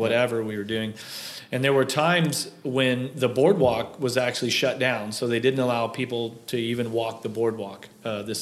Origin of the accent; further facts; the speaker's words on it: Kansas City, United States; I grew up in Kansas City racing motorcycles